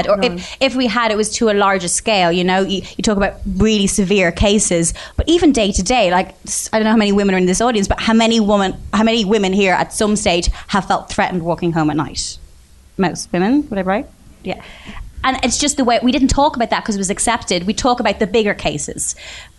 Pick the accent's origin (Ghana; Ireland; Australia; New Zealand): Ireland; Bray, Leinster; I'm from Bray